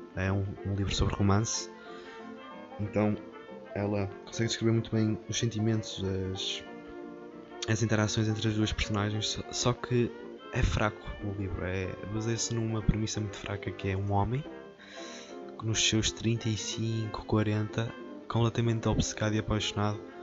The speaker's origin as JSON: {"language": "Portuguese", "area": "village between Moimenta and Tabuaço", "region": "Viseu", "country": "Portugal", "said": "A minha aldeia fica, faz, faz a ponte entre duas vilas, que é Moimenta e Tabasso, e a minha aldeia fica lá no meio"}